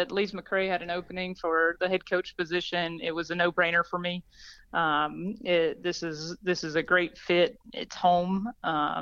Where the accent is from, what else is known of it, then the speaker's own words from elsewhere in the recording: Gilbert, South Carolina, United States; moved away as an adult; also born or lived in Boone, North Carolina; I'm originally from Gilbert, South Carolina, so a small town right outside of Columbia